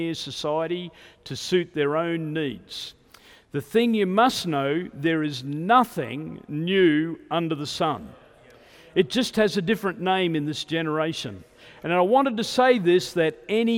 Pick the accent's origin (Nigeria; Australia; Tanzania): Australia; I was born in Australia